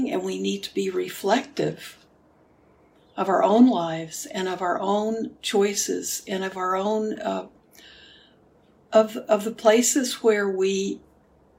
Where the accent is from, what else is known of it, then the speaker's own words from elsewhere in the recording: Houston, Texas, United States; moved away; Houston where I grew up, where I was born. So my hometown